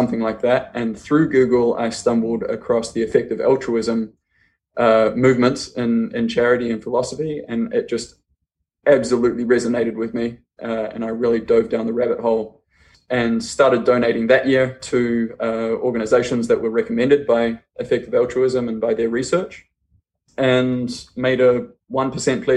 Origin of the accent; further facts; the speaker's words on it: New Zealand; I'm from New Zealand. I grew up actually on a farm in the middle of nowhere in New Zealand